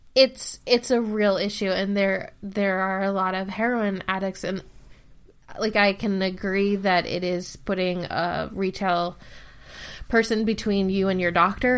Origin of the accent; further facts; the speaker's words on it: Ohio, United States; I live in Ohio, and Ohio ha, like, my hometown has a huge opioid problem